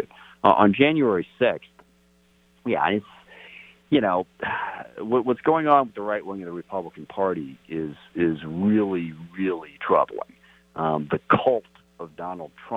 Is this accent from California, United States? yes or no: no; SeaTac, Washington, United States; when I grew up in SeaTac. I'm a Tyee High School graduate.